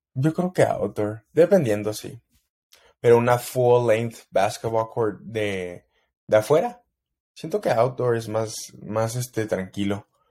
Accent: El Paso, Texas, United States; en El Paso, mi pueblo

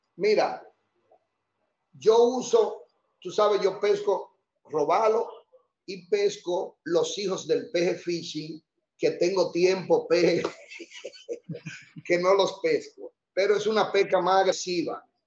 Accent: Santo Domingo, Distrito Nacional, Dominican Republic; yo nací eh, en San Lázaro. Esa es, viene siendo parte de la ciudad Intramuro, en la, ahí casi esquina Mercedes, en la Polvorín, casi esquina Mercedes. Ahí nací yo.

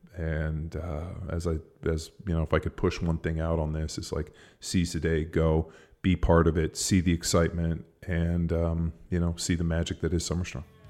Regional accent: Palos Verdes, California, United States; where I grew up in Palos Verdes

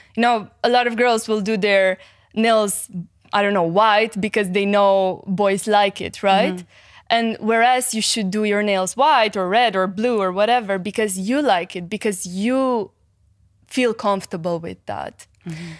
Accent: Cluj-Napoca, Cluj County, Romania; English is a second language; I was born in Romania mm-hmm. in a city called Cluj.

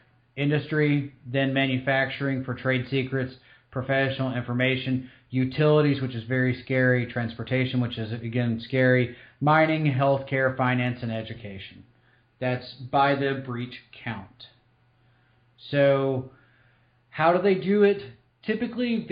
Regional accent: Eastern Tennessee, United States; moved away; I'm originally from Eastern Tennessee

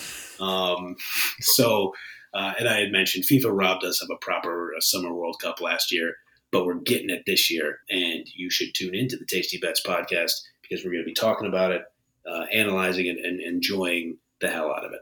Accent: Northeast Ohio, United States; I'm from Northeast Ohio.

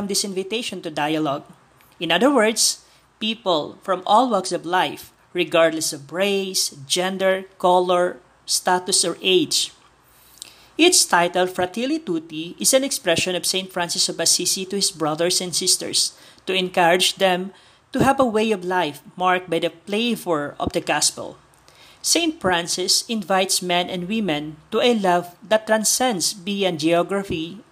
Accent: Philippines; from the Philippines

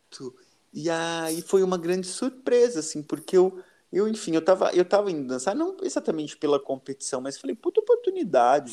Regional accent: Valinhos, São Paulo, Brazil; eu sou de Valinhos.

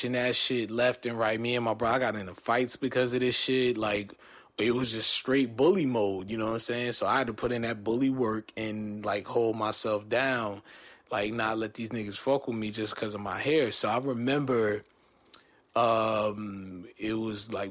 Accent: New Jersey, United States; also born or lived in Long Beach, California / Downey, California; I was born in Long Beach, raised in Jersey

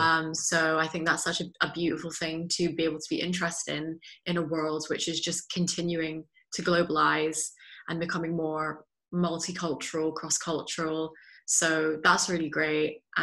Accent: Belgium; also born or lived in Netherlands; I have a British passport, but I was born in the Netherlands and I've grown up in Belgium from the age of 3.

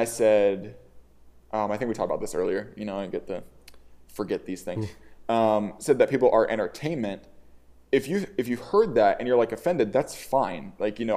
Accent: the South, United States; growing up in the South

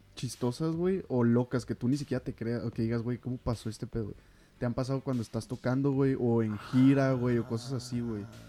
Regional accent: Ciudad Juárez, Chihuahua, Mexico; somos de Ciudad Juárez, Chihuahua, que es donde vivimos

